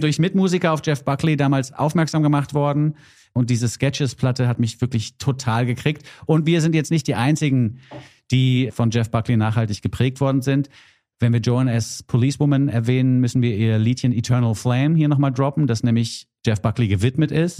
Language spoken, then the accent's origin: German; Hesse, Germany; als Hesse